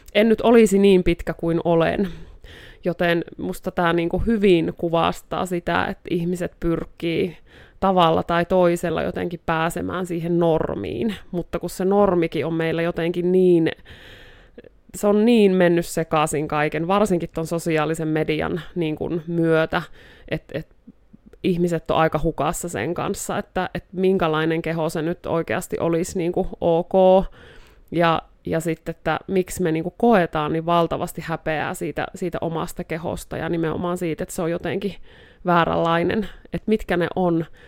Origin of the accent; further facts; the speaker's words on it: Joensuu, North Karelia, Finland; now in Rovaniemi, Finland; täältä Joensuusta olen alun alkujaan kotoisin, mutta nykyään asustelen tuolla Rovaniemellä